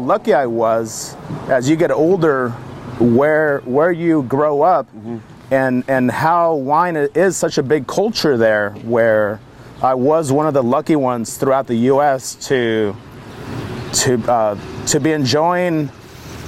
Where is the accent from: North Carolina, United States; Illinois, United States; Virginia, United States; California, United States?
California, United States; St. Helena; moved away; I was born and raised in St. Helena, California, a very small town right in the smack middle of Napa County